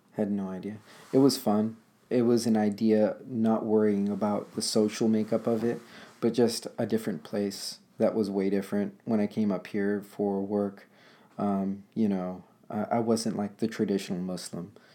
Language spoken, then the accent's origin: English; Los Angeles, California, United States; moved away as an adult; now in Portland, United States; I'm born and raised in Los Angeles